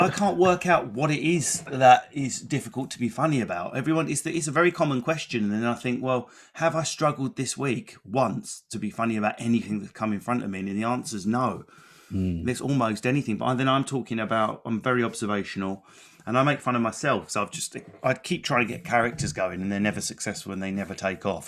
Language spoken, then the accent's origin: English; Enfield, London, United Kingdom; born or raised there